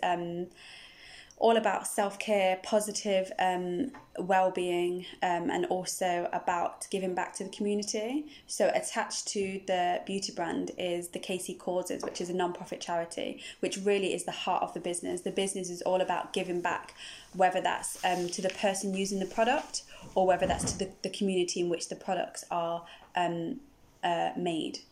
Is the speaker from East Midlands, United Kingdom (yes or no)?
yes; Nottingham, East Midlands, United Kingdom; moved away as an adult; now in Bristol, United Kingdom; originally from Nottingham, but I live here in Bristol. I've lived in Bristol for about uh, 16 years now